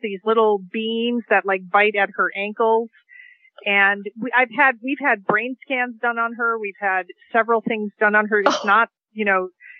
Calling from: Seattle, Washington, United States; I'm calling in from Seattle, Washington

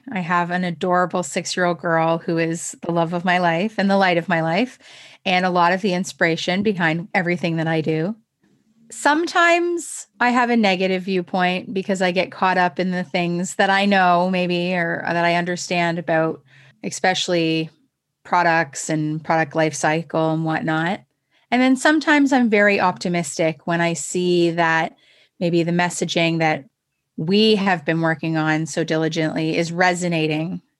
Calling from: Toronto, Ontario, Canada; So I'm in my home in Toronto.

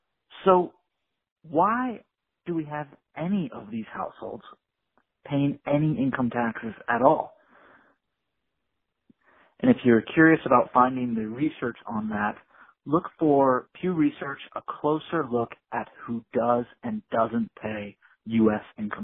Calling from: Richmond, Virginia, United States; I'm calling from Richmond, Virginia.

